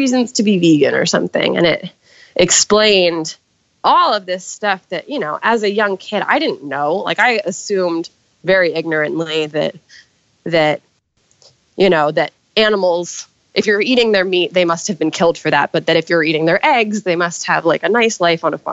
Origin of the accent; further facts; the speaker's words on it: New York City, New York, United States; I grew up in Manhattan